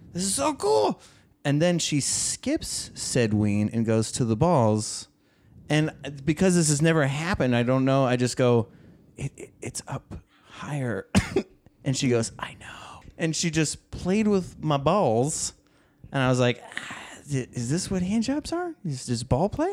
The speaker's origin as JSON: {"language": "English", "region": "Oregon", "country": "United States", "tie": "born or raised there"}